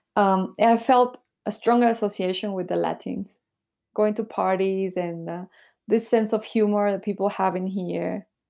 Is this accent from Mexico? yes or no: no; Peru; moved away as an adult; also born or lived in Bolivia / Taiwan / Nicaragua; now in Shanghai, China; I was born in Bolivia. But then when I was little, I moved to Peru. So this is where I grew up in Peru